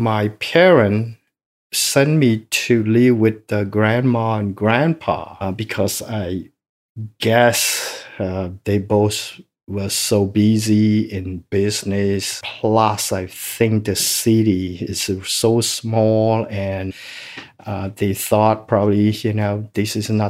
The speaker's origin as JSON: {"language": "English", "town": "Phnom Thom", "country": "Cambodia", "tie": "born there", "second_language": "English", "said": "I was born in Cambodia, city called Phnom Thom. That means big mountain city. Mm. It was a very small city, and the population in that city, I guess at the time, it probably 1,000 to 1,500 people."}